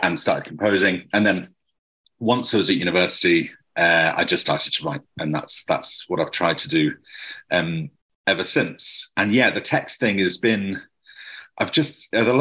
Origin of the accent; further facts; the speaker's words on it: Coventry, West Midlands, United Kingdom; I grew up in Coventry